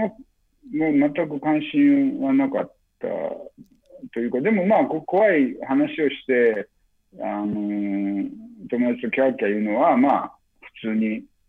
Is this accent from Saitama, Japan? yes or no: no; western Okayama Prefecture, Japan; 僕はまあ岡山県の西の方の出身なんで